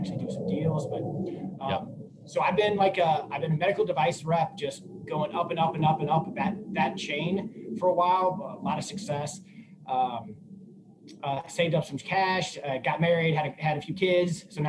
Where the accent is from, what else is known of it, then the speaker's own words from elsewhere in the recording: Midwest, United States; moved away as an adult; also born or lived in Missouri / Chicago; now in San Diego, United States; I grew up in the Midwest